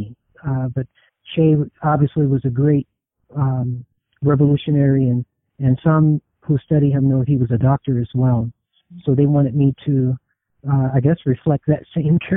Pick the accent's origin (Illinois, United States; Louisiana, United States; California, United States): Illinois, United States; East St. Louis; also born or lived in Detroit, Michigan; I was raised in East St. Louis, Illinois. You know, I was raised there, born in Detroit, but raised in East St. Louis.